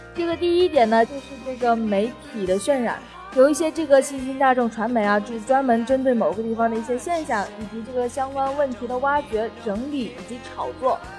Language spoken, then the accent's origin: Chinese; Hainan, China; 那我是海南的姑娘